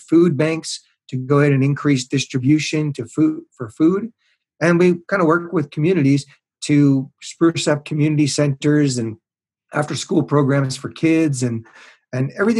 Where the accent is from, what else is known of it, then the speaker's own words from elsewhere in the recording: Montreal, Quebec, Canada; now in Seattle, United States; I was raised in Montreal in Canada.